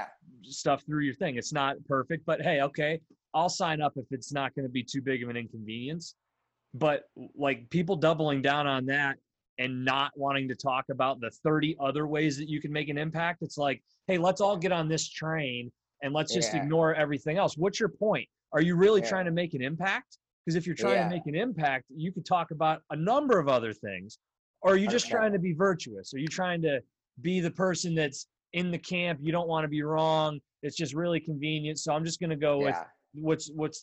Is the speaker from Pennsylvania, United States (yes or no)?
yes; Bradford, Pennsylvania, United States; moved away as an adult; also born or lived in Philadelphia / Indianapolis / Des Moines, Iowa / Los Angeles; So I'm from Western Pennsylvania. So okay, cool. I grew up north of here in a really small town called Bradford, PA.